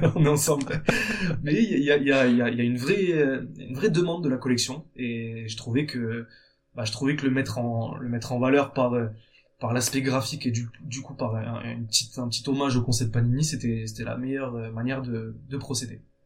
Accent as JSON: {"language": "French", "town": "Bordeaux", "region": "Nouvelle-Aquitaine", "country": "France", "tie": "born or raised there", "said": "je suis originaire de Bordeaux"}